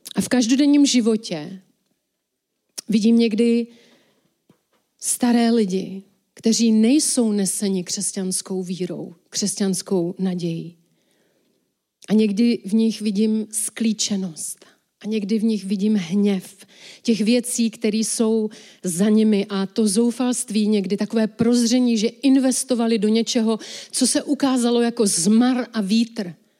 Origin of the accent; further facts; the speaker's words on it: Czechia; my jako Češi